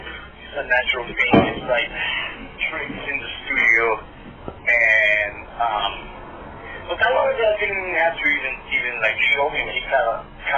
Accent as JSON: {"language": "English", "country": "Brazil", "tie": "born or raised there", "said": "I grew up in Brazil"}